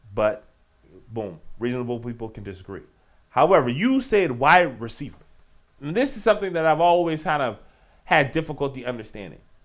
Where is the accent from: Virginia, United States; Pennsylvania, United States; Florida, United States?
Virginia, United States; Richmond; Petersburg, my home state. Right outside Richmond, my hometown city